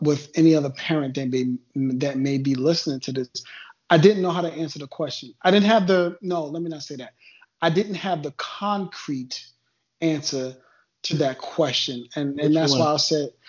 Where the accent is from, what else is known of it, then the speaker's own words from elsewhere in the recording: New York, United States; now in southern US state; I come from New York and I come from a certain area.